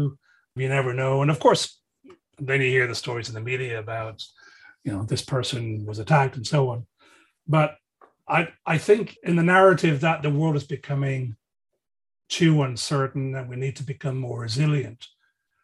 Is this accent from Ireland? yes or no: yes; Dublin, Leinster, Ireland; we used to do growing up in Dublin